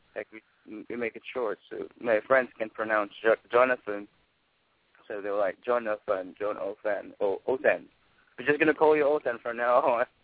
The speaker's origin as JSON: {"language": "English", "town": "Manila", "region": "Metro Manila", "country": "Philippines", "tie": "born or raised there", "moved": "as an adult", "lives_now": "New York, United States", "said": "I was born and raised in Manila, in Tondo"}